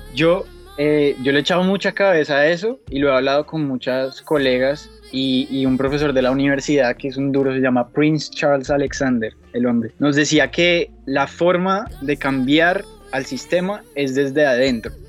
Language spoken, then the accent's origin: Spanish; Colombia; moved away as an adult; also born or lived in Bogotá; now in Miami, United States; Yo soy colombiano